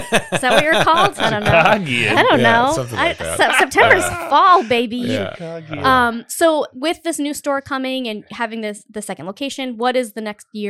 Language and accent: English; Cumberland, Rhode Island, United States; I grew up in Cumberland, Rhode Island, which is, you know, it's a fine town